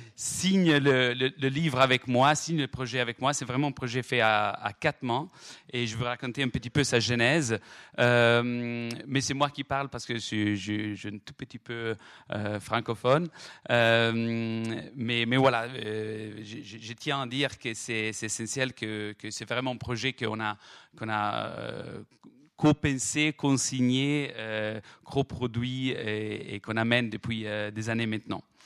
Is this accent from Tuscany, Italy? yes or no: yes; Florence, Tuscany, Italy; accent: Italian; French is a second language; en entendant mon, accent italien, me demande d'où je viens. Je dis, je viens de Florence